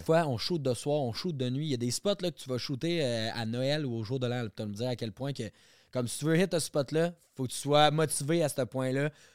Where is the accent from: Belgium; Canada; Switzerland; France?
Canada; Quebec; Quand je reviens chez nous au Québec